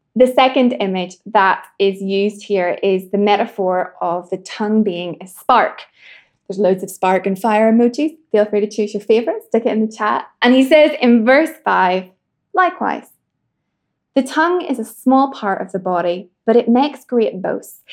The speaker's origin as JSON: {"language": "English", "region": "Northern Ireland", "country": "United Kingdom", "said": "I'm from Northern Ireland"}